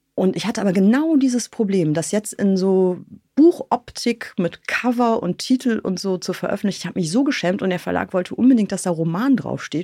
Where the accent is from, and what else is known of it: North Rhine-Westphalia, Germany; born or raised there; moved away